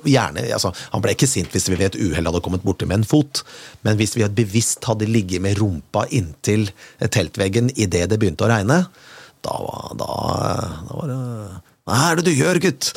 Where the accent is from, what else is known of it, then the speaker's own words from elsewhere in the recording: Kongsberg, Buskerud, Norway; fra oppveksten min på Kongsberg